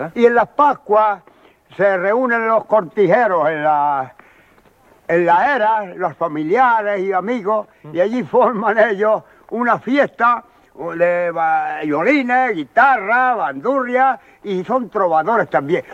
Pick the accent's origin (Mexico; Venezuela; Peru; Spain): Spain; Albuñol, Andalusia; yo nací en Albuñol